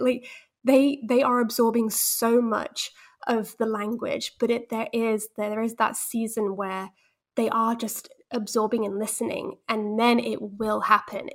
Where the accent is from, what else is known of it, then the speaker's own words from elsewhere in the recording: England, United Kingdom; also born or lived in Netherlands / Spain; I was born in Holland, but I had British parents who were mostly monolingual